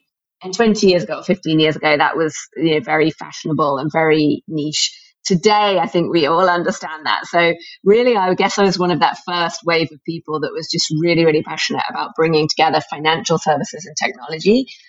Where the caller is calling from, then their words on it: Mumbai, Maharashtra, India; I am here in Mumbai and excited to talk about fintech and all things finance.